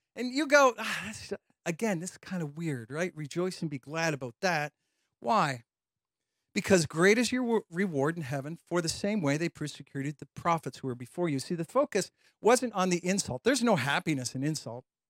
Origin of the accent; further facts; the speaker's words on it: London, Ontario, Canada; also born or lived in Chicago; I grew up in London, Ontario